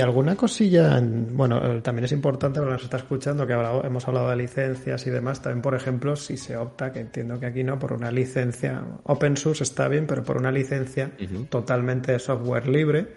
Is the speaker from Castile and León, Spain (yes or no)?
yes; Valladolid, Castile and León, Spain; Yo soy también de Valladolid